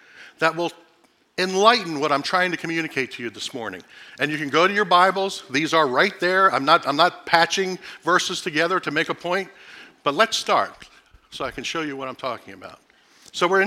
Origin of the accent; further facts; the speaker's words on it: Philadelphia, Pennsylvania, United States; moved away; I grew up in South Philadelphia in the early 70s. I was born there in the late 60s, grew up there in the first part of the 70s.